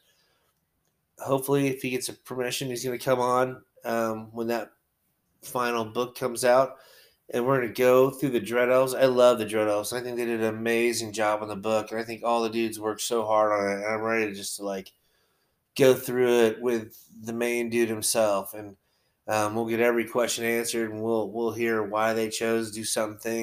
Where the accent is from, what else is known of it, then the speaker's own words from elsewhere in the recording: United States; I'm American